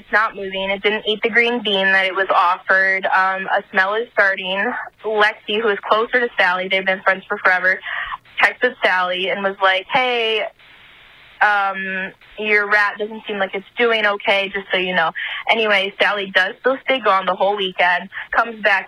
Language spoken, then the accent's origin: English; Michigan, United States; I'm from Michigan.